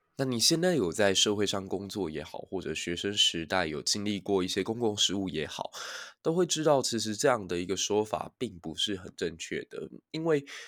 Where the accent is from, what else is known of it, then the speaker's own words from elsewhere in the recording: Taiwan; 身为一个台湾人